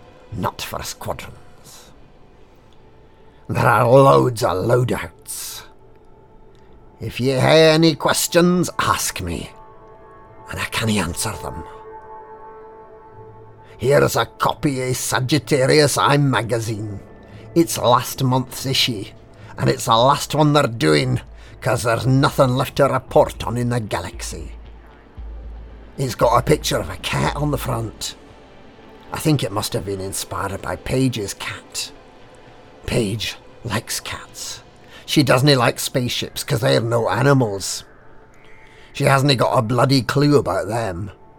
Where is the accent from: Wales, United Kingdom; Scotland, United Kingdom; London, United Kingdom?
Scotland, United Kingdom; Glasgow; I wear tartan trousers and I come from Glasgow. Can you tell?